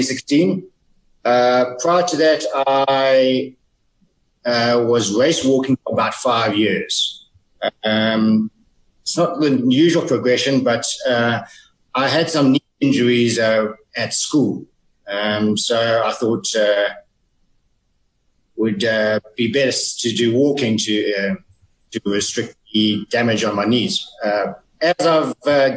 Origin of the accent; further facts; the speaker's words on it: KwaZulu-Natal, South Africa; grew up in Natal in West. So every year, the whole town would come to a stop and we'd go out and watch Comrades